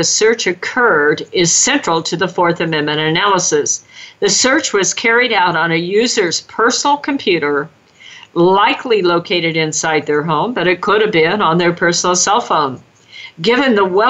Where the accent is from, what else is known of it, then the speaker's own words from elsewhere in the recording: California, United States; California, my home state